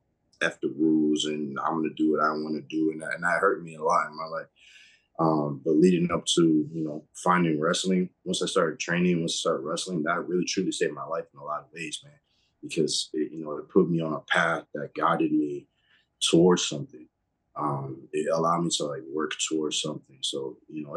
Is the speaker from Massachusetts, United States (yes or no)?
yes; Massachusetts, United States; I grew up in Massachusetts